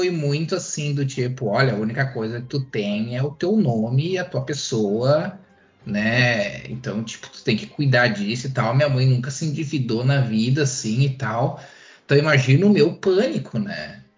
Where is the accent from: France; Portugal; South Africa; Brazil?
Brazil; Rio Grande do Sul; Tipo, como é que chama no Rio Grande do Sul? Carrinho do, de rolimã? Lá na minha cidade chamavam de carrinho de lomba.